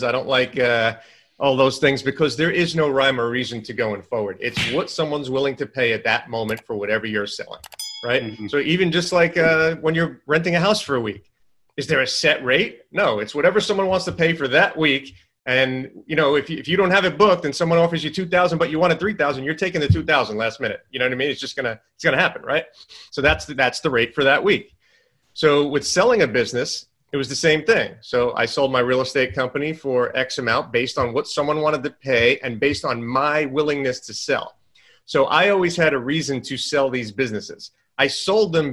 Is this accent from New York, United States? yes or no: yes; New York, United States; moved away as an adult; now in Southern United States; I come from New York. Obviously, I talk fast, walk fast, all that stuff. Down in the South, everything's a lot slower